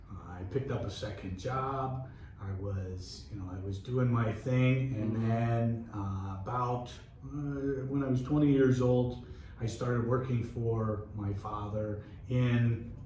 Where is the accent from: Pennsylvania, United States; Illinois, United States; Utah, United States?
Illinois, United States; Naperville; I grew up in Naperville on the northeast side.